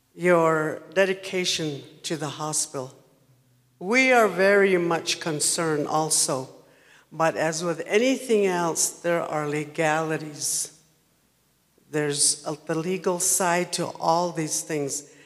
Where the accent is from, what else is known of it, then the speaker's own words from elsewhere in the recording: Sabanito, New Mexico, United States; I'm from Fort Defiance, actually not Fort Defiance, but Sabanito, New Mexico.